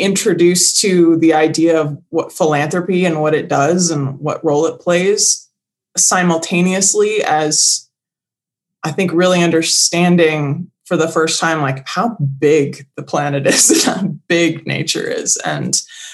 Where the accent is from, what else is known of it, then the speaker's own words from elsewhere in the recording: suburbs of Chicago, Illinois, United States; also born or lived in Bay Area, California / Lake Tahoe, California; now in California, United States; I grew up in Illinois, in the suburbs of Chicago